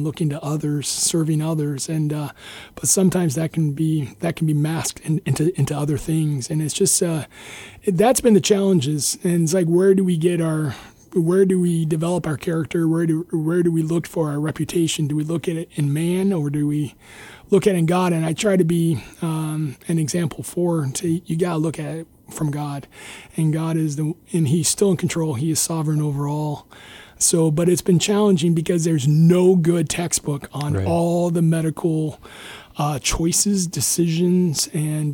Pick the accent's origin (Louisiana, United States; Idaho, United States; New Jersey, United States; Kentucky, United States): Idaho, United States; moved away as an adult; also born or lived in Iowa / Ohio; now in Guam; So I grew up in Idaho, and then I went to went to undergrad in Iowa.